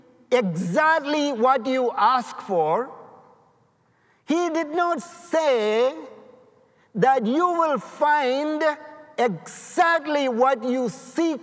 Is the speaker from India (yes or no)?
yes; India; now in United States; I'm from India